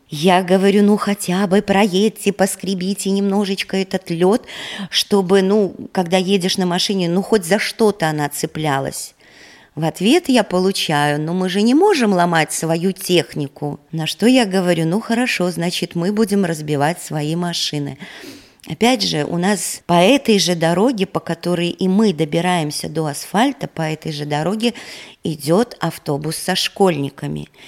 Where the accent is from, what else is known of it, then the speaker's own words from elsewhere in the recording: Ludza, Ludza Municipality, Latvia; moved away as an adult; now in Goliševa, Latvia; родилась и выросла в Лудзе, родители у меня тоже оттуда